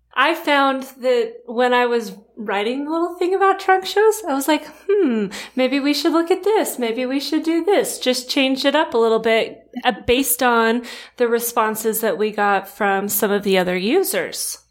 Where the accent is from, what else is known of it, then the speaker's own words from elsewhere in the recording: Rancho Cucamonga, California, United States; I grew up in Southern California too. I'm from Rancho Cucamonga